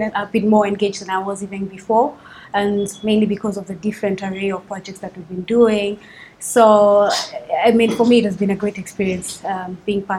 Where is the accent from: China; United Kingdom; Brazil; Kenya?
Kenya; Nairobi; also born or lived in Uganda; I was born and bred in Kenya. So most of my childhood has been basically here in Nairobi. And my teenage years were mostly spent in Uganda